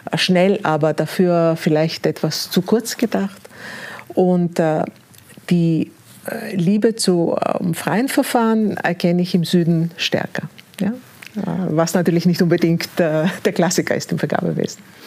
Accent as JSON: {"language": "German", "country": "Greece", "tie": "born or raised there", "also_born_or_lived": "Austria / Berlin, Germany", "moved": "yes", "said": "ich bin gebürtige Griechin"}